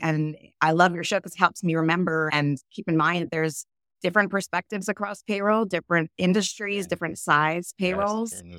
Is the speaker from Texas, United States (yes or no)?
no; New York, United States; now in California, United States; I'm originally from New York. I started out there and eventually I landed in oh, California.